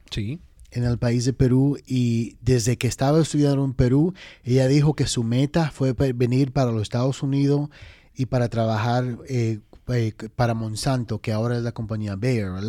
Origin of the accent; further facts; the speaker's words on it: Dominican Republic; now in New York, United States; Y fuimos específicamente para Washington Heights, que Washington Heights es como quien dice RD pequeño